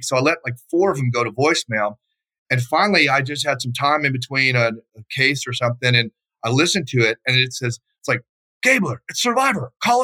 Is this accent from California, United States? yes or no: no; Texas, United States; moved away as an adult; also born or lived in Dallas; now in Idaho, United States; I'm from Texas originally. I live up here in Idaho now.